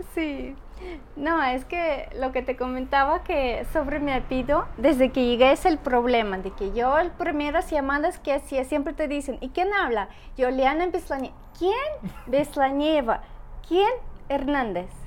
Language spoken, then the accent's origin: Spanish; Saint Petersburg, Russia; Spanish is a second language; moved away as an adult; also born or lived in Spain / Monterrey, Mexico; now in Aguascalientes, Mexico; soy ciudadana rusa, Vengo de San Petersburgo, ya viví hasta 22 años y como 7 años ya vivo en México y como 4 años aquí en Aguascalientes